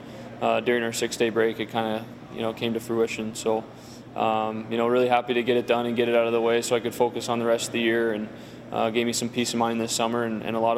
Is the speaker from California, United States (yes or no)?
yes; San Diego, California, United States; moved away; I'm from San Diego